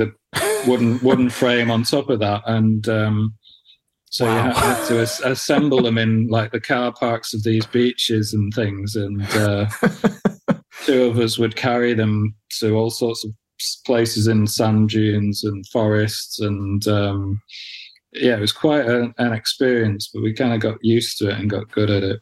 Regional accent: near Manchester, North West England, United Kingdom; also born or lived in Wales; I grew up, you know, grew, growing up near Manchester mm. and living in Manchester

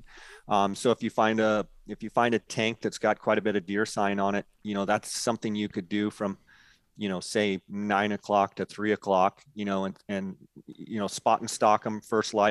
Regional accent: Arizona, United States; also born or lived in California; I was born in California, but moved over here when I was one. And so I feel like I'm an Arizona native.

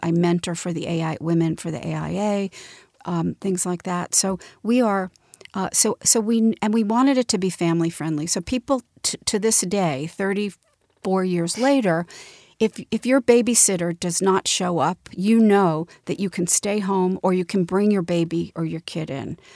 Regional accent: Montclair, New Jersey, United States; most of my, um, growing up was in a beautiful little town called Montclair, New Jersey

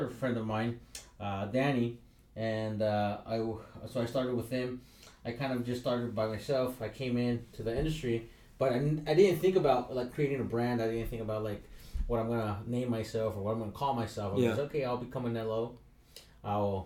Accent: San Diego, California, United States; I grew up in San Ysidro, and I was a welfare kid

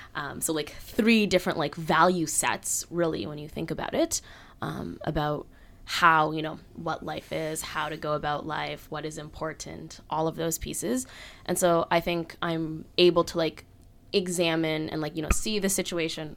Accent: Halifax, Nova Scotia, Canada; was born and raised in Halifax

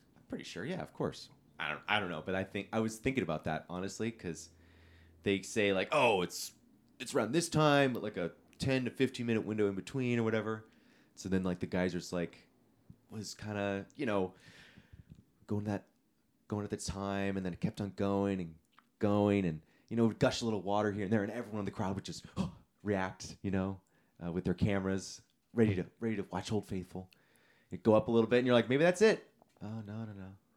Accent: California, United States; being a Californian

